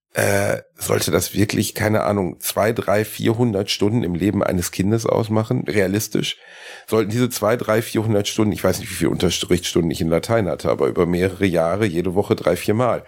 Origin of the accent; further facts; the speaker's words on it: Gelsenkirchen, North Rhine-Westphalia, Germany; bei uns in Gelsenkirchen